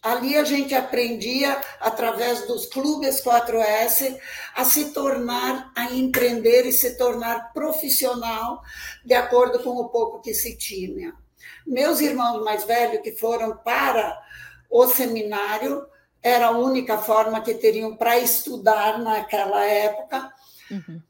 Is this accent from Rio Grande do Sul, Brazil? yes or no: yes; Espumoso, Rio Grande do Sul, Brazil; now in Luís Eduardo Magalhães, Brazil; eu nasci em Espumoso, Rio Grande do Sul, numa vilazinha chamada Arroio da Prata, que era uma comunidade no interior do município. Eu sou a quarta filha entre dez irmãos. Ali nós nascemos e crescemos